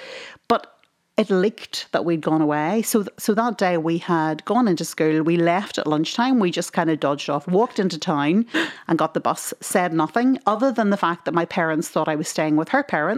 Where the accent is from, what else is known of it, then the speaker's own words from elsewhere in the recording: Tyrone, Northern Ireland, United Kingdom; we grew up in Tyrone